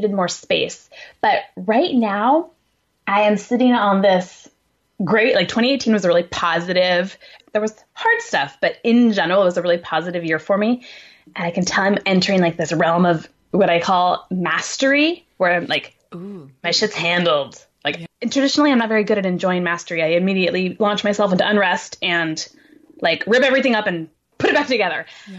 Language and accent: English; Helena, Montana, United States; now in San Luis Obispo, United States; the one I grew up with in Helena, Montana.